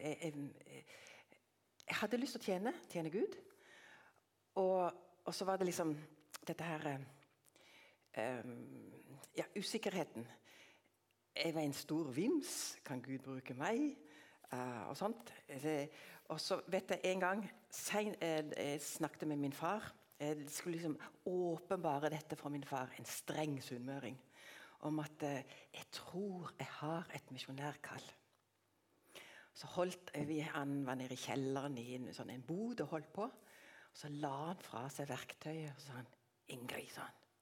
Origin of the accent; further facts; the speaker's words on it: Tanzania; born there; jeg er ikke født langt eh, unna. Ved foten av Kilimanjaro i Tanzania.